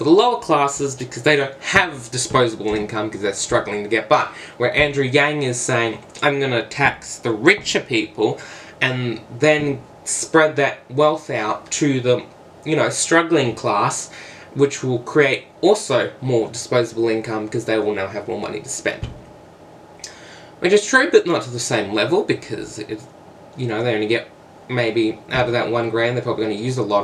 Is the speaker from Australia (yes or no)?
yes; Australia; I'm not American, I'm Australian